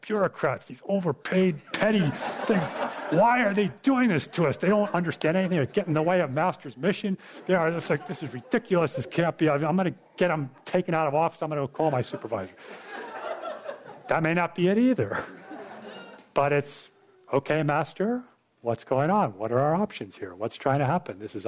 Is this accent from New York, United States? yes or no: yes; New York, United States; I grew up in New York State